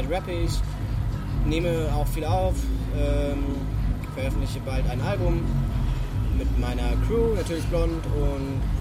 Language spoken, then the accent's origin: German; Fürstenfeldbruck, Bavaria, Germany; Also es gibt äh, in München, äh, in Fürstenfeldbruck, also halt im kleinen Dorf, wo ich aufgewachsen bin, gibt es einen Jazz-Geigen-Dozenten